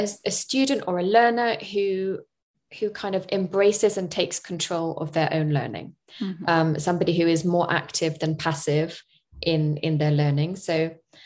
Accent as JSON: {"language": "English", "country": "United Kingdom", "also_born_or_lived": "Spain", "moved": "as an adult", "said": "I'm from the UK"}